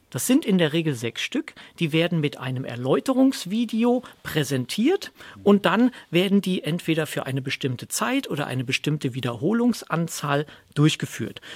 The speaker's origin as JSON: {"language": "German", "region": "Rhineland", "country": "Germany", "said": "komme aus dem Rheinland"}